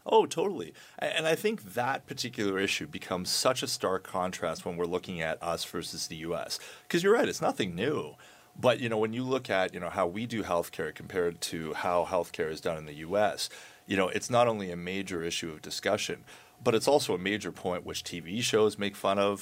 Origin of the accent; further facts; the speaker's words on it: Canada; we're Canadian